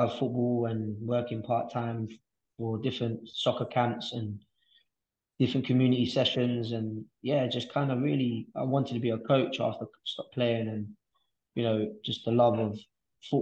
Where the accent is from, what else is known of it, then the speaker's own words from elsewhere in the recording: London, United Kingdom; growing up in East London